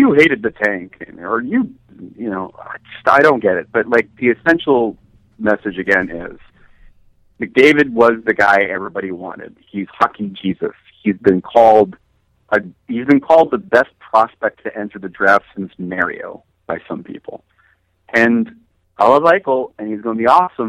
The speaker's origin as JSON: {"language": "English", "region": "New Jersey", "country": "United States", "said": "I'm from New Jersey"}